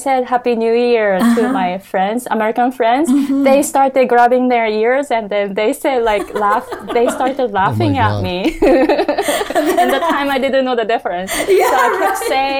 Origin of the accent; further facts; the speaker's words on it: Japan; English is a second language; moved away as an adult; now in United States; we Japanese